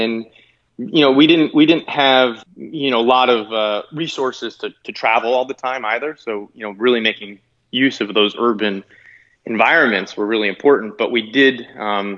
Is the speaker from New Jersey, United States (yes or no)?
yes; New Jersey, United States; I grew up in New Jersey